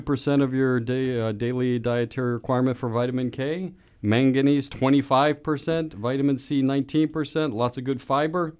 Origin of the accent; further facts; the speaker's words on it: Sharpsburg, Pennsylvania, United States; my hometown